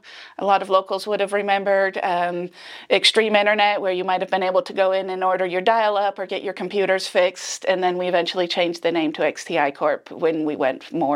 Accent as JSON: {"language": "English", "country": "Spain", "moved": "yes", "lives_now": "Tahlequah, United States", "said": "Spain. So, I met my husband when he was stationed in Rota in Spain."}